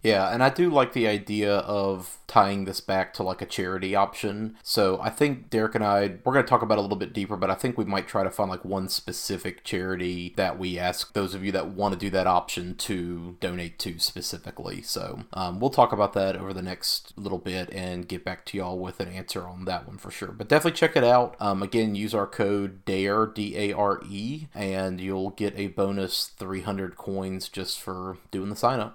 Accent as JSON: {"language": "English", "region": "the South", "country": "United States", "tie": "born or raised there", "said": "growing up in the South"}